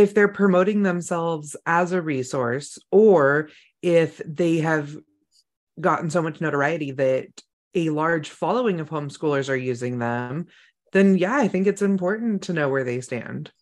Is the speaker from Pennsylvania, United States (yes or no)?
no; a couple hours north of San Francisco, California, United States; moved away; Even my hometown in California has snow.